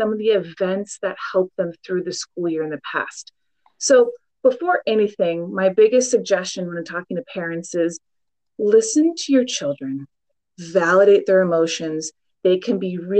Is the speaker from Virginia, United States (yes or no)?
no; Portland, Oregon, United States; I born and raised in Portland, Oregon